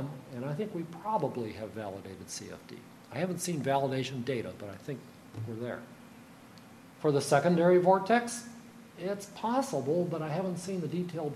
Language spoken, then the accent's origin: English; United States; I'm an American